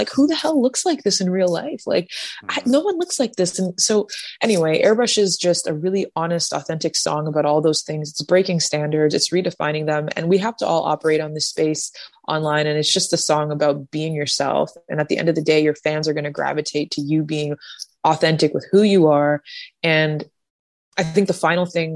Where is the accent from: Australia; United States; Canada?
Canada; I am a Canadian artist that's Black with blue hair that grew up learning three different languages